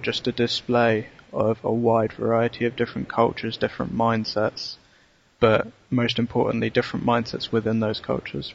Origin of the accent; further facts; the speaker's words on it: London, United Kingdom; I remember from being a Londoner